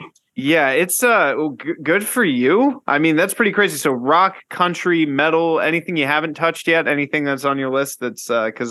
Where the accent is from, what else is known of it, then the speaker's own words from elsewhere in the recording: Florida, United States; also born or lived in California; now in Knoxville, United States; growing up in Florida, I lived there for like 10. I definitely lived the longest part of my life in Florida, and there's no seasons